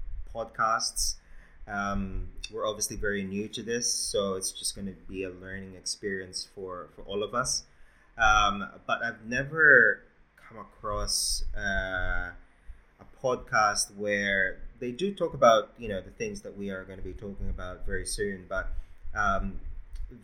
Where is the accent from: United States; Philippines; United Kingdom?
Philippines; now in Australia; I was born in the Philippines